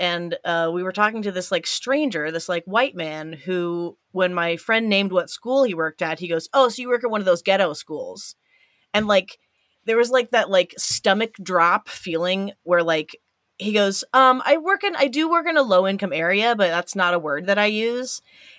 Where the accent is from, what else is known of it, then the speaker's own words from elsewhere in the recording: Evansville, Indiana, United States; Like I'm from Evansville, Indiana, which has like three of the major regional hospitals.